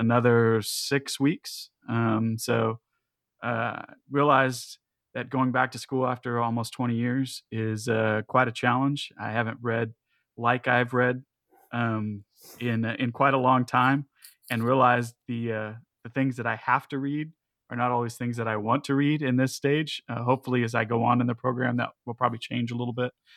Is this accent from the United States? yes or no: yes; United States; especially as American Christians